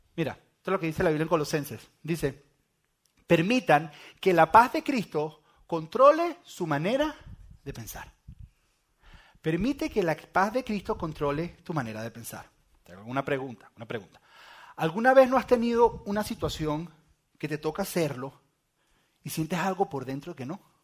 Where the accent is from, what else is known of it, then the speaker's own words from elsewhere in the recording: Venezuela; moved away; yo soy venezolano